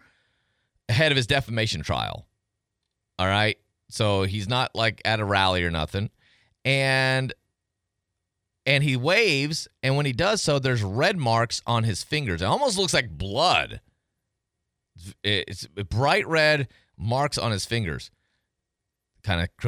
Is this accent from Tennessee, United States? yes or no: yes; Madison County, Tennessee, United States; born or raised there; now in Pensacola, United States